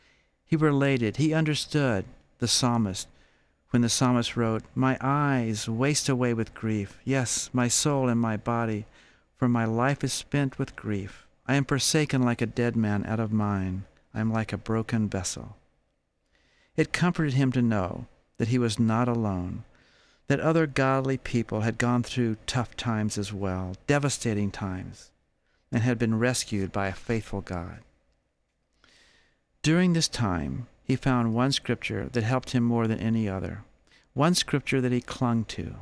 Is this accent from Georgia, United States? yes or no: yes; Georgia, United States; I was 25 years old and I was visiting California from Georgia.